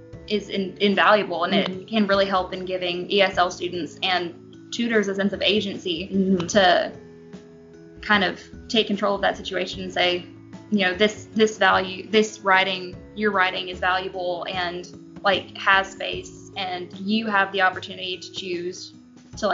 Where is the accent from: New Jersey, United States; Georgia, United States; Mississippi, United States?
Mississippi, United States; Long Beach; now in Starkville, United States; I'm from Long Beach, Mississippi